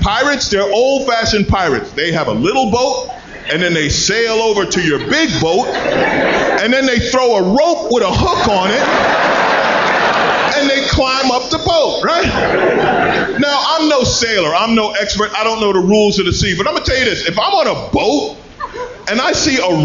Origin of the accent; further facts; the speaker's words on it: New York City, New York, United States; I grew up in Queens